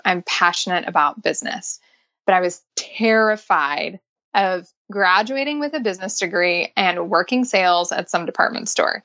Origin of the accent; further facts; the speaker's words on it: Nashville, Tennessee, United States; I am born and raised in Nashville, believe it or not. I'm a Nashville native